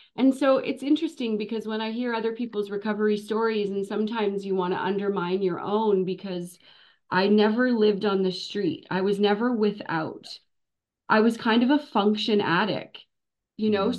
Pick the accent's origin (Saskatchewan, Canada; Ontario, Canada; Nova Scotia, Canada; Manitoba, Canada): Ontario, Canada; North Shore of Lake Superior, Northern; now in Sunshine Coast, Canada; I was born in Northern Ontario. I grew up uh, in on the North Shore of Lake Superior, about oh, wow, two okay. hours east of Thunder Bay in a little tiny hmm. town